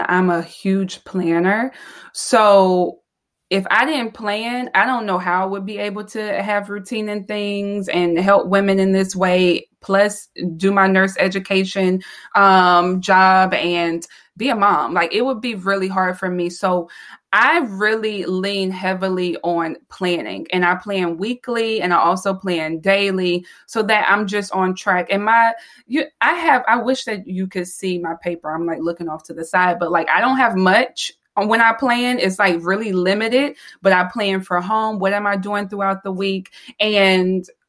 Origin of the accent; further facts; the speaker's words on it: the South, United States; I am from the South. So I'm a Southern girl